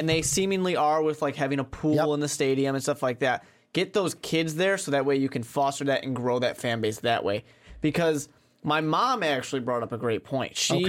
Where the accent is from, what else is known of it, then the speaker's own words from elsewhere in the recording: New York, United States; You know, I'm from New York. I'm a Jets fan.